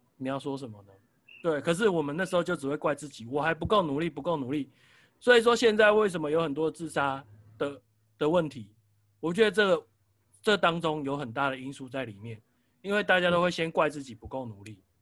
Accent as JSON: {"language": "Chinese", "country": "Taiwan", "said": "我们台湾人"}